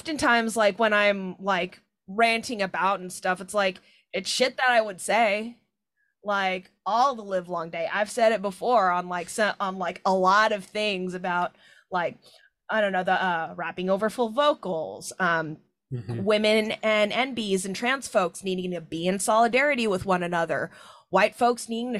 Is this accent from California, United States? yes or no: no; Seattle, Washington, United States; I'm from Rainier Beach, like Skyway, Bryn Mawr area